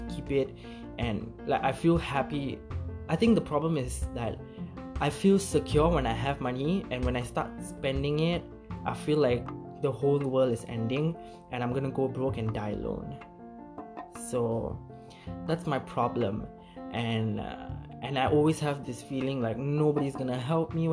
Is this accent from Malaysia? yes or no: yes; Malaysia; as Malaysian